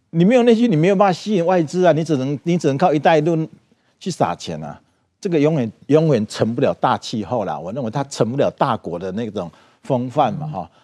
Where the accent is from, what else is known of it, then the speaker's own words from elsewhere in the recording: Taiwan; 我们台湾人在台湾，我们是民主国家嘛